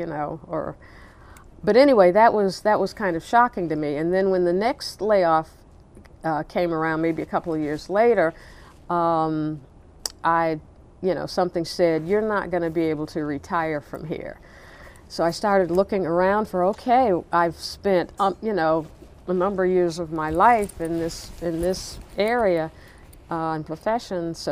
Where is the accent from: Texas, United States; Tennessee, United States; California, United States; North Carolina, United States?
Tennessee, United States; Nashville; moved away as an adult; now in Baltimore, United States; Growing up in Nashville